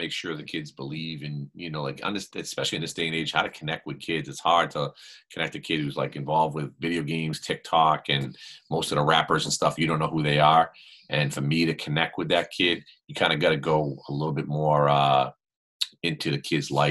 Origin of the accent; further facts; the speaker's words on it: Boston, Massachusetts, United States; I grew up in Boston